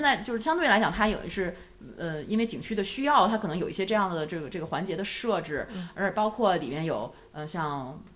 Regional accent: northern China, China; 毕竟我们是北方人嘛

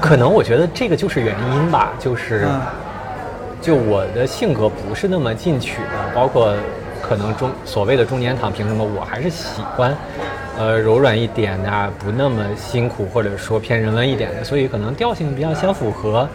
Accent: Qingdao, Shandong, China; moved away as an adult; also born or lived in Beijing; 我是青岛人，然后从上到高中都是在青岛

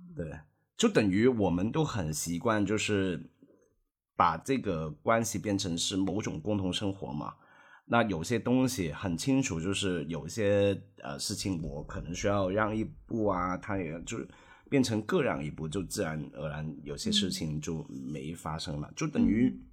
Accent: Hong Kong; moved away as an adult; also born or lived in Beijing; now in Shanghai, China; 我当然是土生土长的香港长大的人，但是我们的父母辈都不是

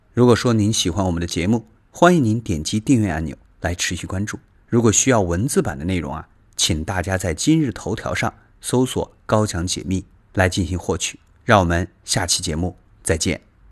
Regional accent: China; 我们中国人

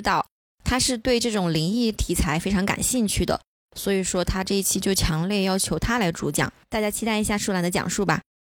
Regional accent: Sichuan, China; 因为我们四川这边没有秋天，没有太长时间的秋天

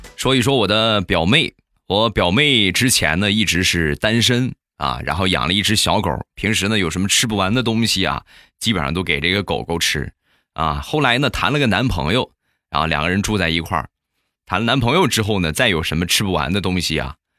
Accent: Rizhao, Shandong, China; 有我们家乡特产的日照绿茶

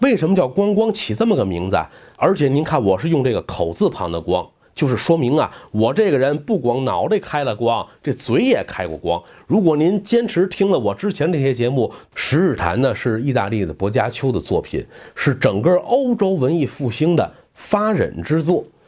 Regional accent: China; 我们中国人

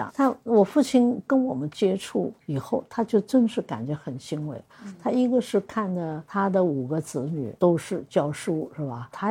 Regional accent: Suzhou, Jiangsu, China; 因为我是老五嘛，嗯，所以他就叫我那个。我们苏州人叫阿什么？…。

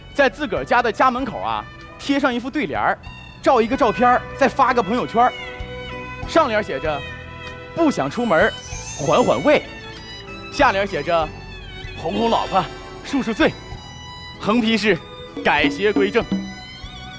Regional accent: Northeast China, China; 我是东北人，地地道道的东北人。

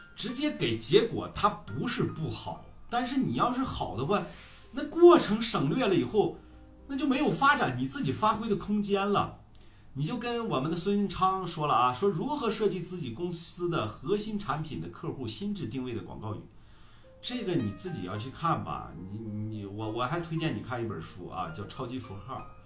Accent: Heze, Shandong, China; 我们菏泽人啊，我们菏泽人觉得你们济南那片子，还有淄博那片子说话贼土。我们和， 菏泽人说话都洋气啊

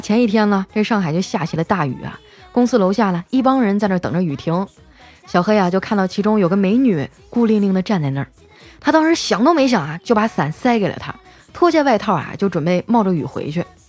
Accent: Harbin, Heilongjiang, China; 我们哈尔滨的姑娘啊，个个的都长得可漂亮了

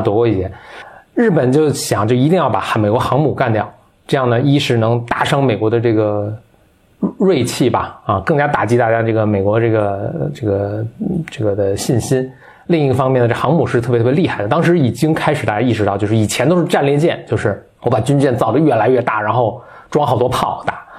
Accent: China; 我们中国人民

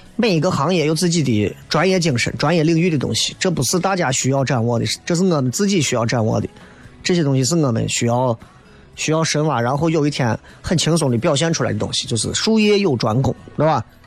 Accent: Xi'an, Shaanxi, China; accent: Xi'an dialect; 西安人嘛

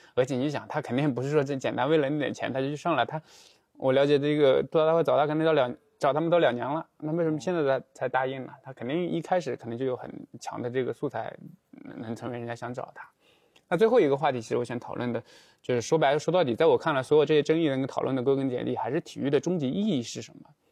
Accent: China; 按照我们中国人的沟通方式

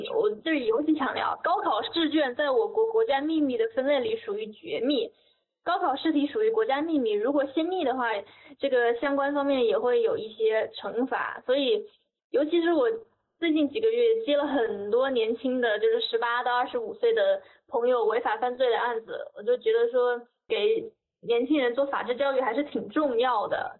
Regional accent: Hubei, China; 我是湖北的

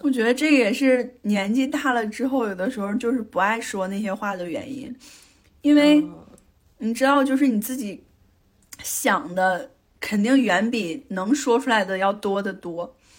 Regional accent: Northeast China, China; moved away as an adult; also born or lived in Beijing; 在我，在我家感受了就是东北的酒桌呀，还见了我非常社会的弟弟

